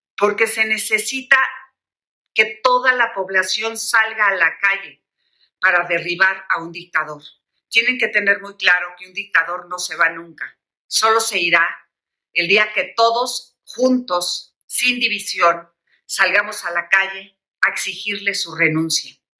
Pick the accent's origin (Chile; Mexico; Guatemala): Mexico; como mexicanos